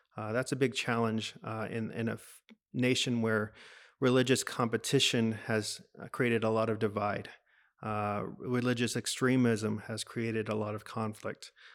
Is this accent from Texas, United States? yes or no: yes; Dallas, Texas, United States; moved away as an adult; now in Indonesia; I'm from Texas